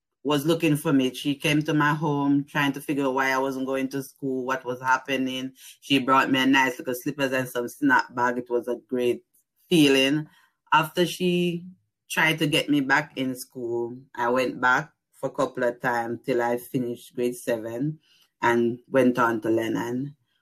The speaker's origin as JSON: {"language": "English", "area": "Banana Ground", "region": "Clarendon", "country": "Jamaica", "tie": "born or raised there", "also_born_or_lived": "New Jersey", "moved": "as an adult", "lives_now": "Pittsburgh, United States", "said": "I'm from Jamaica. I born and grew in the place called Banana Ground, Clarendon."}